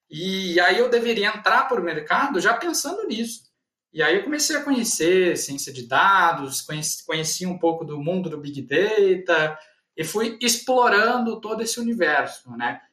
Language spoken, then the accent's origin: Portuguese; Guaíra, São Paulo, Brazil; also born or lived in Ribeirão Preto / Uberlândia; Eu sou natural de Guaíra, fica no norte do estado de São Paulo, né? Então, eu nasci aqui, a minha família é natural daqui